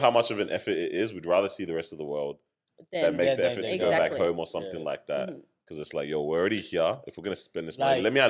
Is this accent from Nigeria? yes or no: yes; Nigeria; And it hurts me so much as Nigerian to say that about Ghana.